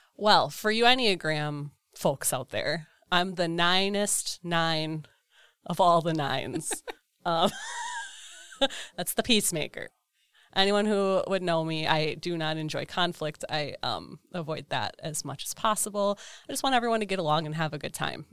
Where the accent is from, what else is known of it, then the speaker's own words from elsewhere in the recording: Eden, Wisconsin, United States; Eden, Wisconsin.